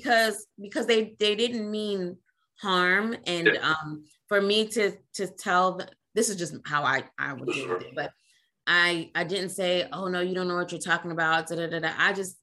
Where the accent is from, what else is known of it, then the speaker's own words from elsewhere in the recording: Trinidad & Tobago; I grew up in a West Indian home. I'm Trinidadian.